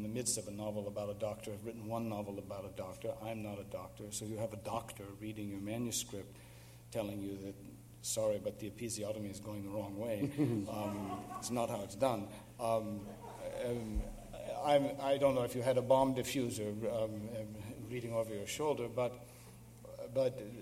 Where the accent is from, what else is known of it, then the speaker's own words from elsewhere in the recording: United States; growing up in this country